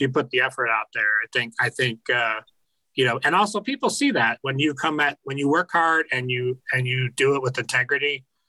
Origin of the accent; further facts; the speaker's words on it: United States; as an American